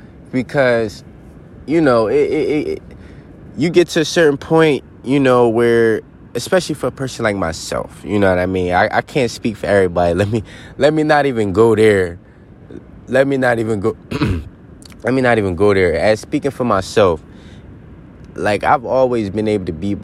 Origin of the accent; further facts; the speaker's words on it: Philadelphia, Pennsylvania, United States; moved away; I'm straight from the city. I'm from Philly